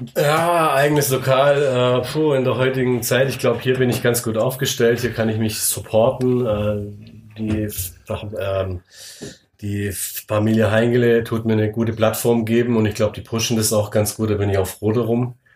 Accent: Swabia, Germany; Ich bin selber Schwabe

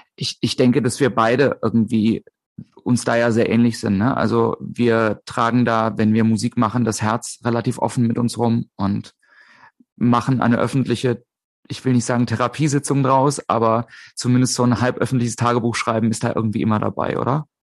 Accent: a small village near Limburg an der Lahn, Hesse, Germany; now in Hamburg, Germany; in der Nähe von, auf äh, einem kleinen Dorf, in der Nähe von Limburg an der Lahn

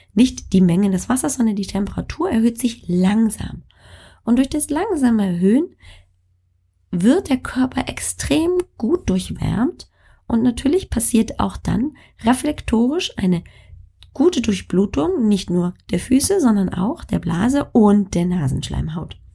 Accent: Bavaria, Germany; moved away; aus äh, meiner alten Heimat, also Bayern

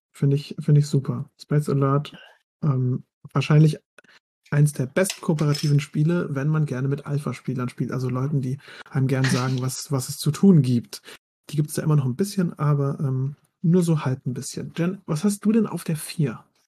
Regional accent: Mannheim, Baden-Württemberg, Germany; ich komme ja aus Mannheim

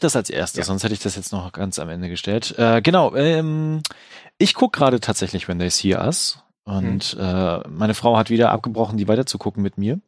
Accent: Germany; bei uns in Deutschland

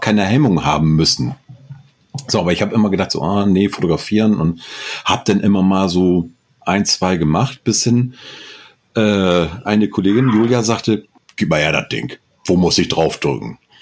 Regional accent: Northern Germany, Germany; als Norddeutscher

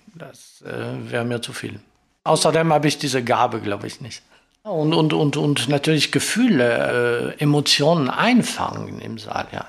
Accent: Marseille, Provence-Alpes-Côte d'Azur, France; accent: French; German is a second language; moved away as an adult; also born or lived in Stuttgart / Essen; Ich bin in Frankreich geboren. Ich bin in Marseille geboren, am Mittelmeer

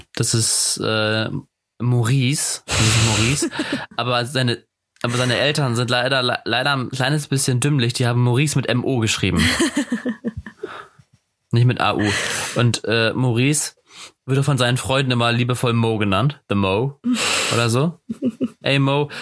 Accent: Germany; wie wir Deutschen

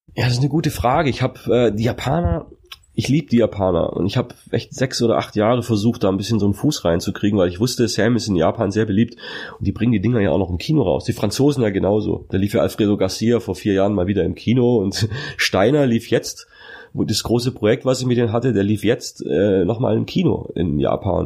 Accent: Magstadt, Baden-Württemberg, Germany; also born or lived in Sindelfingen; Ich bin ja eigentlich geborener Schwabe

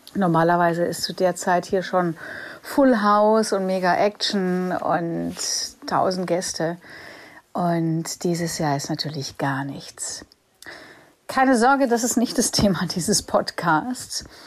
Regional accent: Germany; für mich als Deutscher

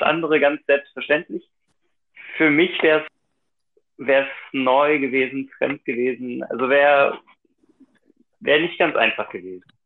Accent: Thuringia, Germany; ich komme aus Thüringen

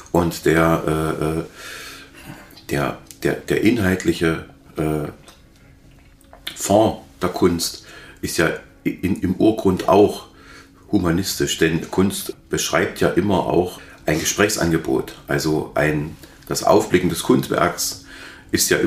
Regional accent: Halle, Saxony-Anhalt, Germany; Ich kann mich erinnern, dass ich als Hallenser noch gar nicht äh, zurechtkam mit dem äh, Angriff auf die Synagoge

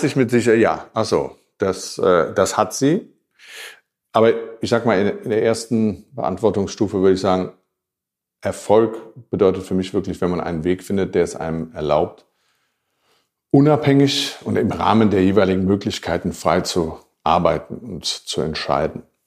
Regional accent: Germany; ich war trotzdem der einzige und erste Deutsche

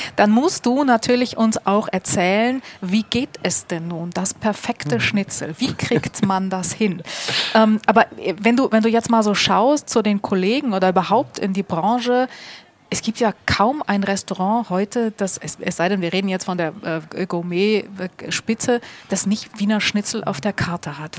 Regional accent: Hamburg, Germany; als Hamburgerin

